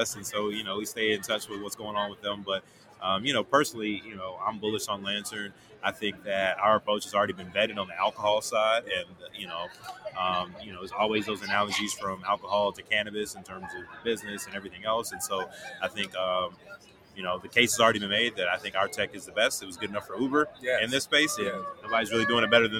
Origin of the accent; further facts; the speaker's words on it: Chicago, Illinois, United States; my hometown, where I live now in Chicago